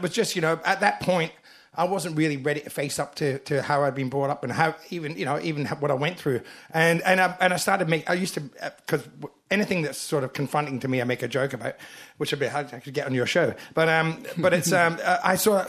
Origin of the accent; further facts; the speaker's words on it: Glasgow, Scotland, United Kingdom; moved away; Glasgow's my hometown